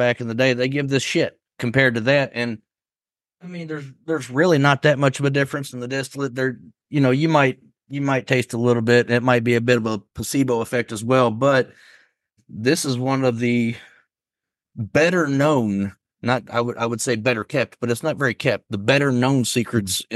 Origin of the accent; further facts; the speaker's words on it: Western Kentucky, United States; also born or lived in Elizabethtown, Kentucky; now in Lexington, United States; I'm from Western Kentucky